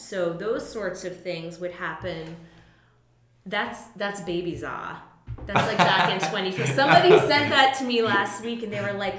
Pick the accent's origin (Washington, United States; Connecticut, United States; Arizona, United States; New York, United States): Connecticut, United States; moved away as an adult; now in Philadelphia, United States; I'm from Connecticut originally.